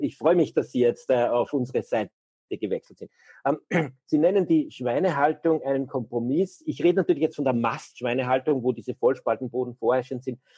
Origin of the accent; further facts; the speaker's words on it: Austria; bei uns in Österreich